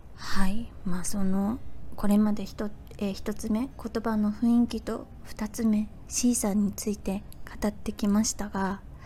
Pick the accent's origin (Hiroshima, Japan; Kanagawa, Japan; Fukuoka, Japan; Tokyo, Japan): Fukuoka, Japan; moved away as an adult; now in Thailand; 私はあの福岡生まれ福岡育ち